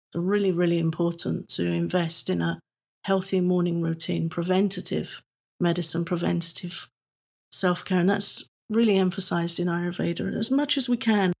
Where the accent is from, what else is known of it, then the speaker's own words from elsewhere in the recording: England, United Kingdom; I'm British.